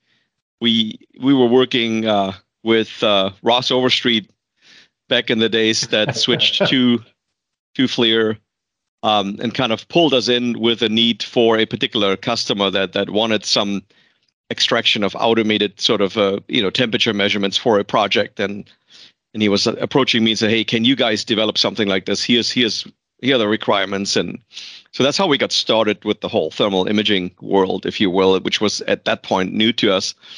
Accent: Germany; English is a second language; moved away as an adult; now in United States; I was born and raised and educated in Germany, and came for a 1-year project to the US in 1996.

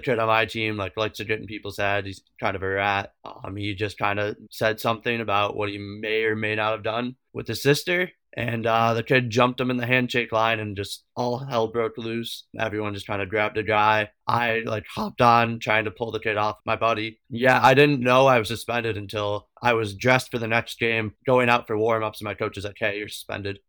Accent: Avon, Ohio, United States; I played high school hockey at my hometown, Avon, Ohio

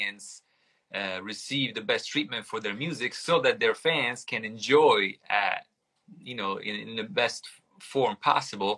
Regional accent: Italy; English is a second language; moved away; I grew up in Italy

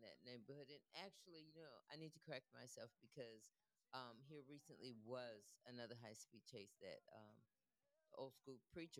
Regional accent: California, United States; now in Florence, United States; I'm from California

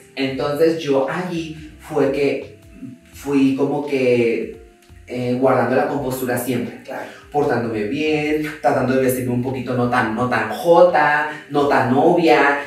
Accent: Mazatlán, Sinaloa, Mexico; now in Mexico City, Mexico; yo vengo de Mazatlán y vengo de una casa que está sin enjarrar, hasta la fecha está sin enjarrar.

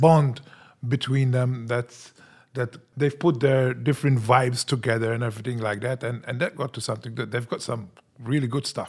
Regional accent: Senglea, Malta; We came from Sanglia, from the south, and we were always, we had, we had this stigma about us as well

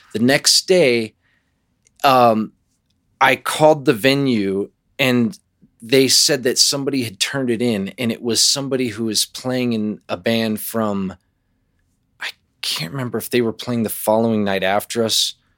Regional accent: Arvada, Colorado, United States; born or raised there; also born or lived in Los Angeles, California / Virginia Beach, Virginia

